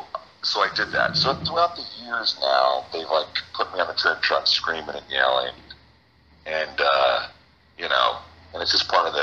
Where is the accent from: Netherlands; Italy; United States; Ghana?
United States; New Jersey; I was born in New Jersey.